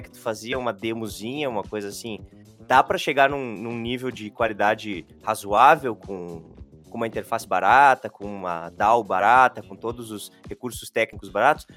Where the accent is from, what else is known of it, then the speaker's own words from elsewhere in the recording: São Vicente do Sul, Rio Grande do Sul, Brazil; moved away as an adult; also born or lived in Santa Maria; Eu sou natural de São Vicente do Sul, no Rio Grande do Sul, lá Opa. na região da Campanha